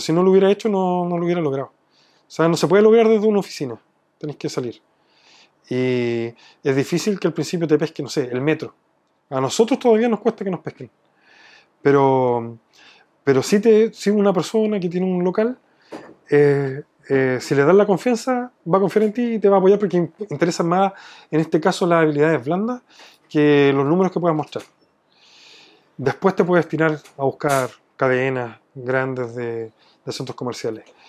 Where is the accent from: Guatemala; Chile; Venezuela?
Chile; me fueron a preguntar de dónde era, les dije que de Chile